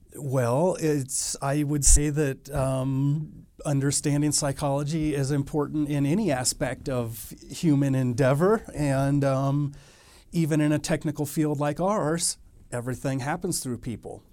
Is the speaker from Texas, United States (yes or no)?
yes; Texas, United States; moved away as an adult; also born or lived in Fallon, Nevada; now in Reno, United States; I grew up mostly in Texas